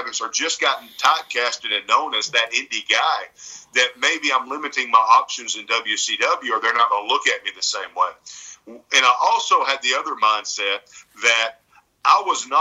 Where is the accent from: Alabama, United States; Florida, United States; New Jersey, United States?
Alabama, United States; accent: Southern; I was raised by my mom here in Alabama